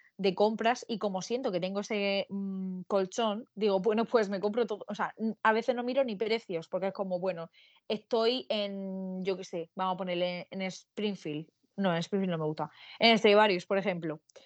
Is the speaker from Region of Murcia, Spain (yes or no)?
yes; Murcia, Region of Murcia, Spain; Yo soy de Murcia